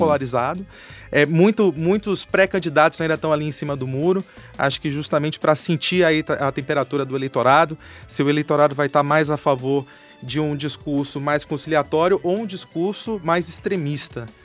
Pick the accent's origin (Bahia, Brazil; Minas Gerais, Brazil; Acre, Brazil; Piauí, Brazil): Bahia, Brazil; moved away as an adult; also born or lived in Rio de Janeiro; now in São Paulo, Brazil; sou da Bahia, moro aqui em São Paulo há 12 anos